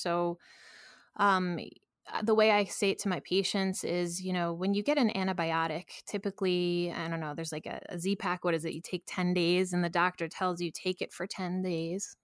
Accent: New York, United States; I'm a New Yorker

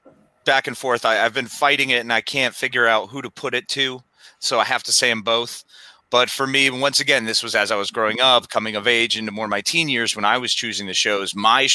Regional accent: Northwest corner of Connecticut, United States; a kid growing up in Northwest corner of Connecticut.

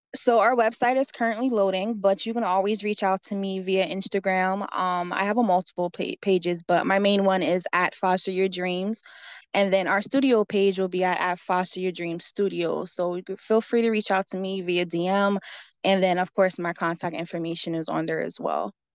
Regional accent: Allentown, Pennsylvania, United States; I'm born and raised in Allentown, Pennsylvania. I lived here my whole life

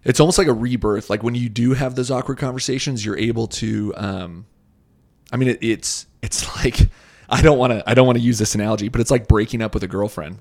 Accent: Boise, Idaho, United States; my hometown

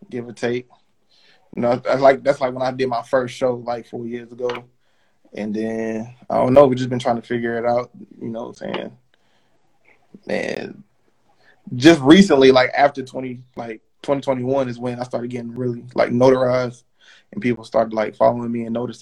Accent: New York City, New York, United States; I was born in Brooklyn

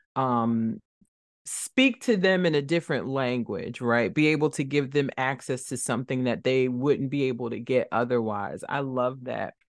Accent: Trenton, New Jersey, United States; born or raised there

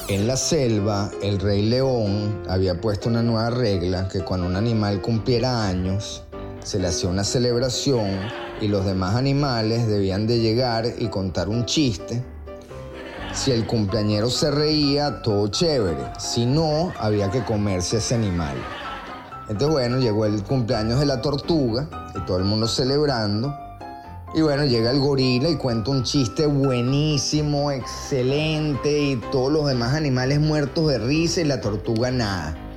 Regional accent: Venezuela; moved away; como venezolanos que nos vivimos la Venezuela de los 70, 80 y 90

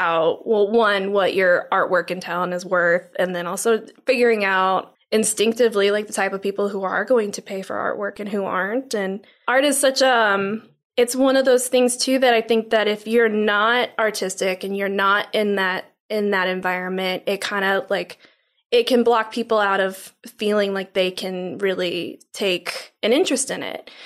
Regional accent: St. Louis, Missouri, United States; now in Tomball, United States; I'm from St. Louis originally

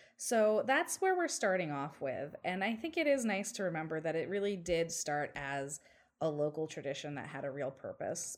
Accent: New York City, New York, United States; as a New Yorker

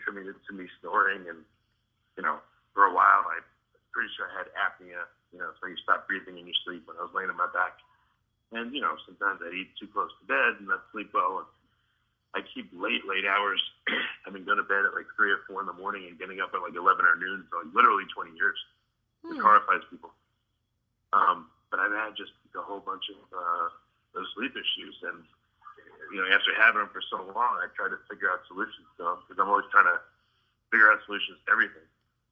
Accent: Long Island, New York, United States; I grew up in New York

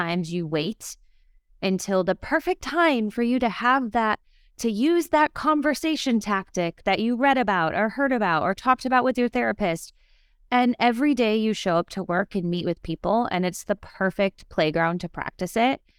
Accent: Minnesota, United States; I'm a Midwesterner

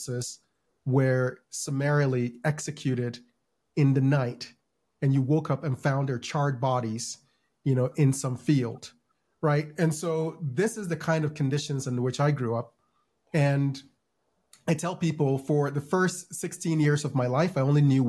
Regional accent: Ghana; now in United States; I grew up in Ghana.

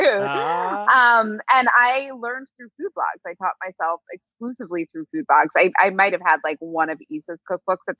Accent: New York City, New York, United States; I grew up in New York City, and I'm still here

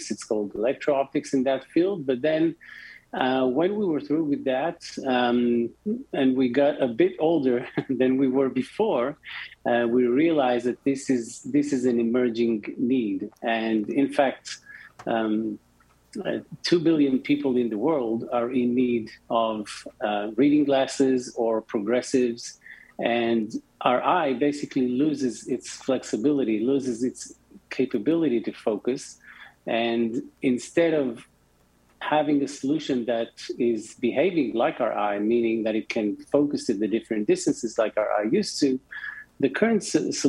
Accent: Tel Aviv, Tel Aviv District, Israel; Um, so, as I mentioned before, we're from Tel Aviv. 32 North is the latitude of uh, Tel Aviv

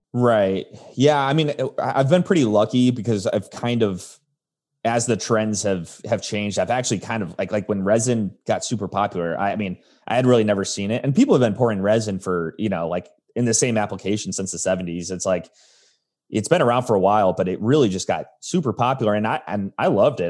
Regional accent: Arizona, United States; also born or lived in Chicago, Illinois; I was born in Chicago, but grew up in Arizona

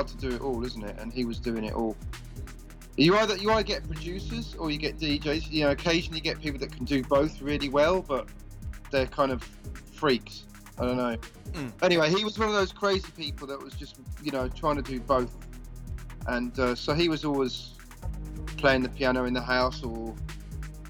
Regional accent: London, United Kingdom; now in Brighton, United Kingdom; I come from London, actually, but because I've lived here longer than I didn't live here, then technically I can say I'm from here

